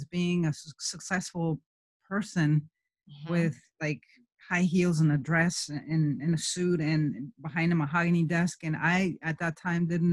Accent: Michoacán, Mexico; moved away as an adult; now in United States; I am from Mexico, from Michoacán. I was born in an orphanage there. I have 68 siblings, and I grew up in a place in the middle of the mountains

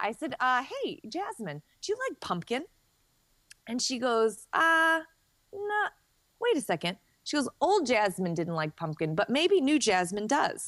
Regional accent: Chicago, Illinois, United States; I'm a Chicagoan

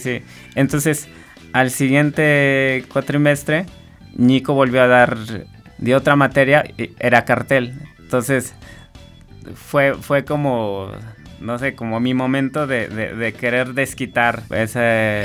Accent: San Andrés Cholula, Puebla, Mexico; yo soy de Puebla, bueno, de un pueblito de, que es parte de San Andrés Cholula, que está en, Puebla

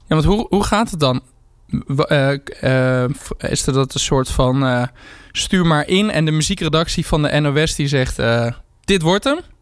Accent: Zwolle, Overijssel, Netherlands; ik kom dan uit Zwolle

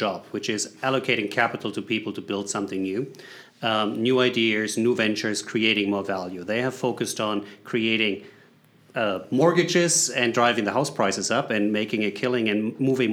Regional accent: Germany; English is a second language; moved away as an adult; now in United States; Based on the accent, you can figure it out. I'm coming from Germany originally, but I live in the U.S.

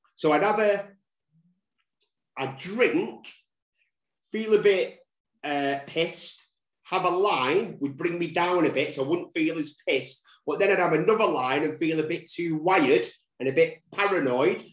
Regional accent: Manchester, North West England, United Kingdom; That's where I'm from. Um, uh, born and raised in Manchester. Never left Manchester

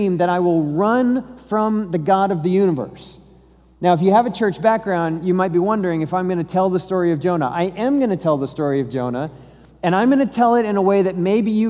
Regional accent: Colorado, United States; So I'm from Colorado, I'm not from Texas.

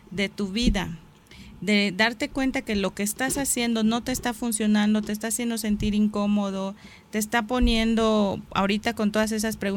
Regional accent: Mexico; Soy mexicano, sí, pero ¿qué me hace ser mexicano?

